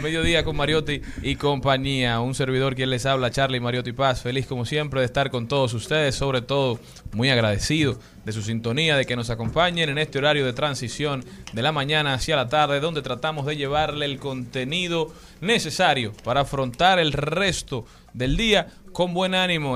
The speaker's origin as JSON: {"language": "Spanish", "country": "Dominican Republic", "said": "nuestra primera responsabilidad como dominicanos es conocer nuestra media isla"}